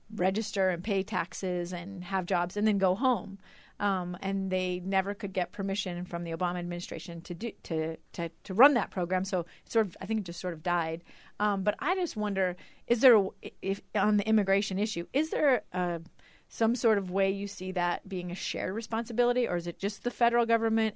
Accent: Alaska, United States; now in Utah, United States; I'm from Alaska

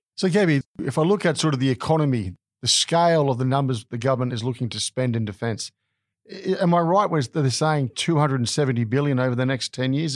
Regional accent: Australia; as an Australian

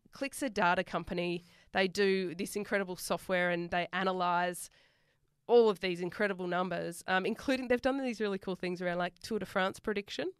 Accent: Sydney, New South Wales, Australia; accent: bogan; moved away; I'm from Western Sydney

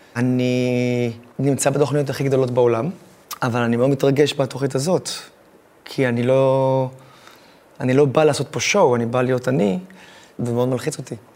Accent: Israel; אני מישראל

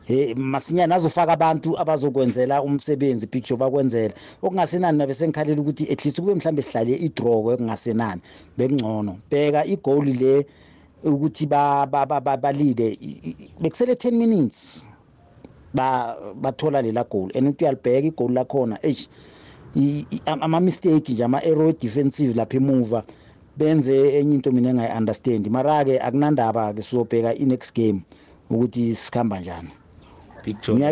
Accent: South Africa; thina singama-south african

